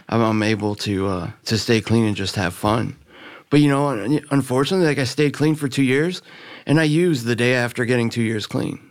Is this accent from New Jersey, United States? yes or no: no; Miami, Florida, United States; also born or lived in Virginia; I grew up in Miami. You know, I was born in Virginia, but we moved down to, to Miami when I was in second grade